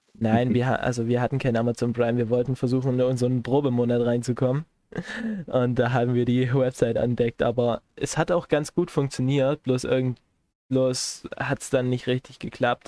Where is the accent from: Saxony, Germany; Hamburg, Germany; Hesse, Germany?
Saxony, Germany; Chemnitz; also born or lived in Erzgebirge; wo ich herkomme. Ich sagte aus aus Chemnitz